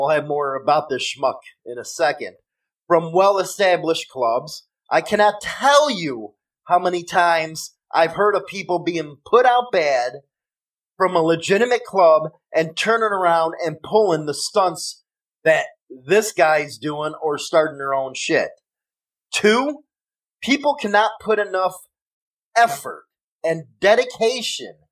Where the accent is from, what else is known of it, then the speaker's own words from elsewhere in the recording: Chicago, Illinois, United States; accent: Chicago; my Chicago accent